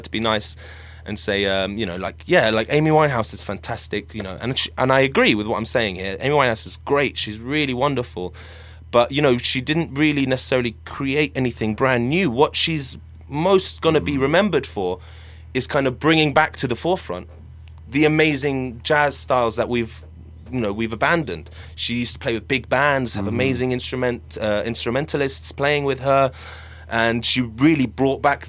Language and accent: English; Syria; I'm from Syria.